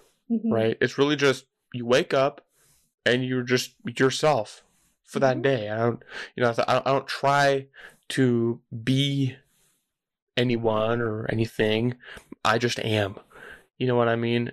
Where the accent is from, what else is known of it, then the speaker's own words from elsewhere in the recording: California, United States; I grew up in California